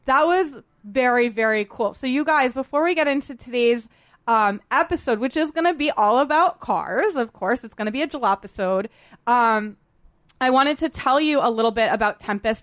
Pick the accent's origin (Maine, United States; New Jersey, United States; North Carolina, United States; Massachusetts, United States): Massachusetts, United States; Boston; I grew up in Boston